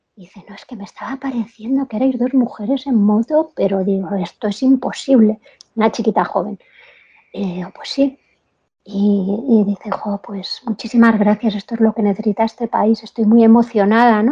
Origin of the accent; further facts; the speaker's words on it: Spain; cuando me oían el acento, ¿de dónde eres? Pues española